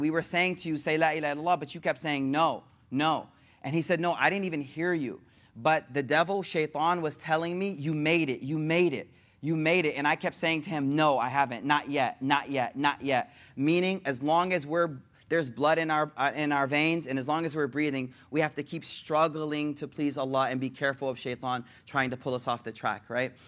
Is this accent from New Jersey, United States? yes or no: no; Buffalo, New York, United States; moved away; I'm from Buffalo